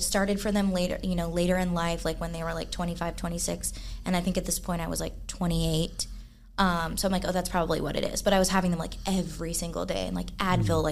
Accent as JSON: {"language": "English", "town": "Dallas", "region": "Texas", "country": "United States", "tie": "born or raised there", "also_born_or_lived": "Fort Worth", "moved": "as an adult", "said": "I'm grew up in Dallas"}